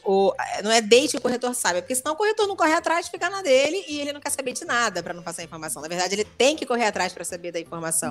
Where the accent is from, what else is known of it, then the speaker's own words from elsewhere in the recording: Rio de Janeiro, Brazil; porque eu sou carioca, falo caro